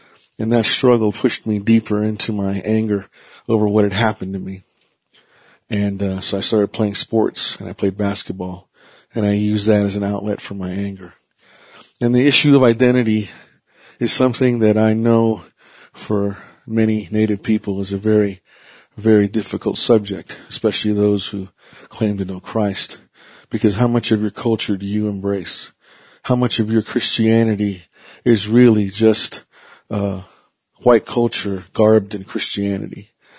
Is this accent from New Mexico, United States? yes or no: yes; Vanderwagen, New Mexico, United States; I am Navajo Diné from the Navajo Reservation in Vandewagon, New Mexico.